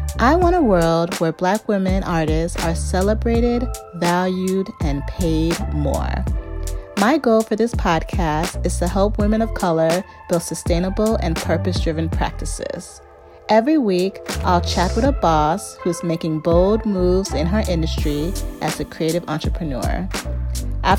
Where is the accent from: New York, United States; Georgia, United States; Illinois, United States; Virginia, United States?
Illinois, United States; Chicago; I come from Ghanaian parents and grew up in the suburbs of Chicago.